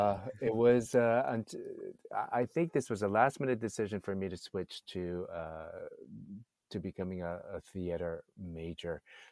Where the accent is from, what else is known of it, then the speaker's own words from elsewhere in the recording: Hawaii, United States; I'm actually Chinese from Hawaii.